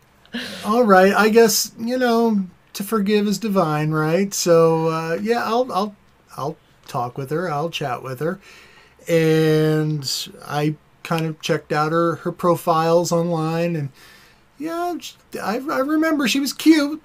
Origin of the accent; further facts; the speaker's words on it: Ohio, United States; moved away as an adult; now in Minnesota, United States; And we are transplants in Minnesota. We are originally from Ohio